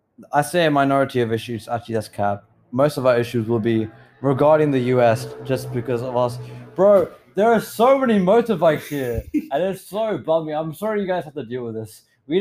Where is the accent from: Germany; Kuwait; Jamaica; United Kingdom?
United Kingdom; accent: British; I feel like I'm losing my British accent, Marcus. And don't capture me, bro. It's going. I know it is. I mean to have to do like a round trip to England, stay there for a month, get it back